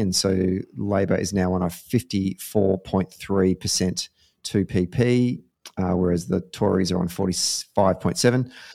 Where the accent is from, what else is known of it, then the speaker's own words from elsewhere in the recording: Victoria, Australia; my home state, the great state of Victoria